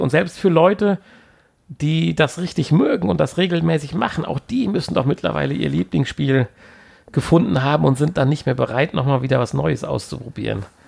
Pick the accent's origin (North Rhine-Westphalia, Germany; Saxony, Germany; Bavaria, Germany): North Rhine-Westphalia, Germany; Siegerland; wir kommen ja aus dem Siegerland